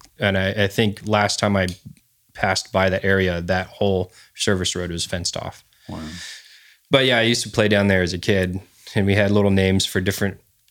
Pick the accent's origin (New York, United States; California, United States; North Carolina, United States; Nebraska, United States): California, United States; I was raised my young childhood. I grew up on Vandenberg